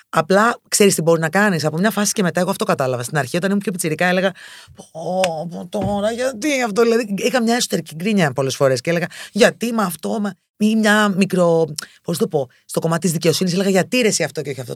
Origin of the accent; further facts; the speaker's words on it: Thessaloniki, Central Macedonia, Greece; moved away as an adult; now in Athens, Greece; γεννήθηκα και μεγάλο στη Θεσσαλονίκη. Σπούδασα στη Θεσσαλονίκη